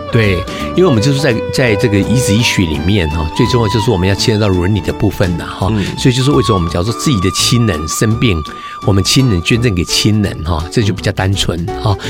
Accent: Taiwan; 就是我们在台湾目前我们最大的一个困难

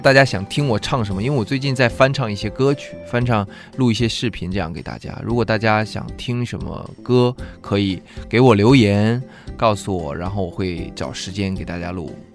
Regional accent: Heilongjiang, China; moved away; 我老家是黑龙江省

